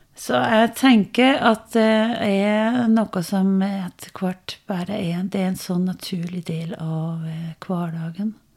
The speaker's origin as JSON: {"language": "Norwegian", "country": "Denmark", "tie": "born or raised there", "also_born_or_lived": "Norway", "second_language": "Norwegian", "moved": "as an adult", "lives_now": "Biri, Norway", "said": "Jeg eh, er dansk. Eh, oppvokst i Danmark, gift med en trønder"}